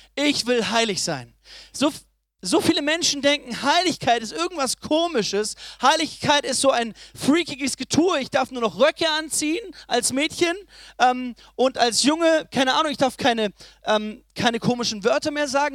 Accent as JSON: {"language": "German", "town": "Ulm", "region": "Baden-Württemberg", "country": "Germany", "said": "ich komme aus Ulm"}